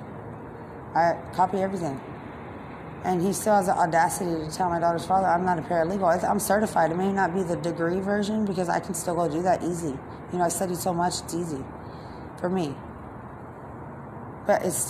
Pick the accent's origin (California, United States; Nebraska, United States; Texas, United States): Texas, United States; San Antonio; growing up in San Antonio